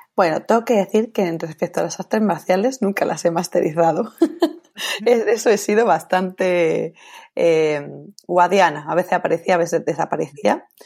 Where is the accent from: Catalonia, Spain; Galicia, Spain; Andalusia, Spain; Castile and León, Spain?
Andalusia, Spain; also born or lived in Italy; yo me siento más japonesa que andaluza